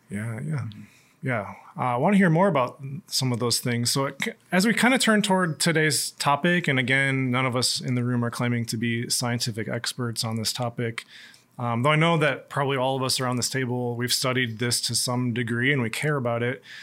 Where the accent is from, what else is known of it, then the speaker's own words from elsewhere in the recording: Waunakee, Wisconsin, United States; I obviously grew up in Wanakee